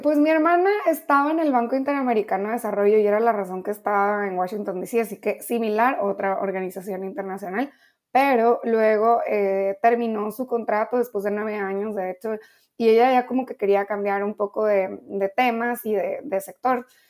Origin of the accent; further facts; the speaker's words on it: Ensenada, Baja California, Mexico; also born or lived in Chetumal, Quintana Roo / New York; now in Geneva, Switzerland; yo realmente no viví mucho tiempo en Chetumal, nada más como dos años de mi vida. Así que me crié en Ensenada, Baja California